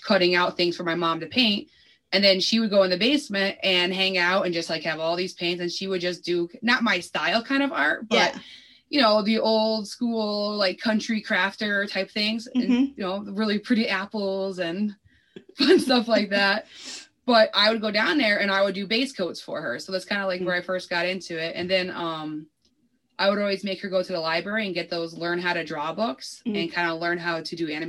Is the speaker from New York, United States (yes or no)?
no; Springfield, Massachusetts, United States; I've been in Springfield, Mass forever. I literally live a whole 1.7 miles away from my mother still